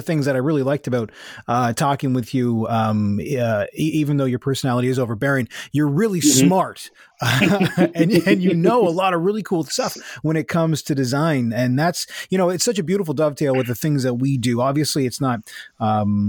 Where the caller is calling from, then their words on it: Mississauga, Ontario, Canada; I'm calling in from Mississauga, Ontario